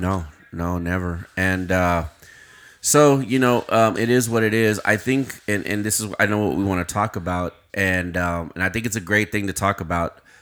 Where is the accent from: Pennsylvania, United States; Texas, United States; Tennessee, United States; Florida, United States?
Texas, United States; Uvalde; I'm from Uvalde